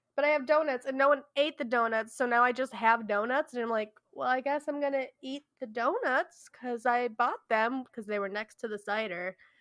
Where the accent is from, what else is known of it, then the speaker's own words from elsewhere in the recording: Midwest, United States; I am from the Midwest